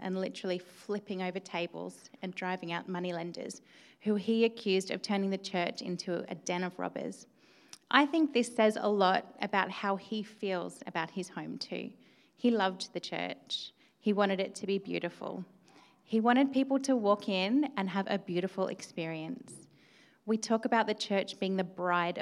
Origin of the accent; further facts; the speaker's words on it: Australia; now in York, United Kingdom; I am an immigrant. Yes, I am Australian